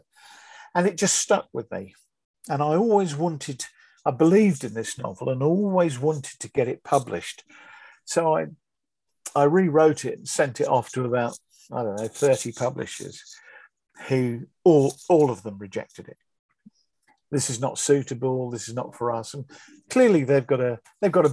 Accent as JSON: {"language": "English", "town": "Bedford", "region": "East of England", "country": "United Kingdom", "tie": "born or raised there", "also_born_or_lived": "Milton Keynes / Northampton / Wellingborough", "moved": "as an adult", "lives_now": "Burton Latimer, United Kingdom", "said": "I was brought up in Bedford. That was my hometown"}